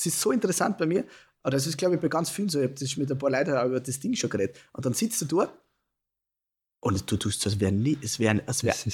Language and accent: German; Burgenland, Austria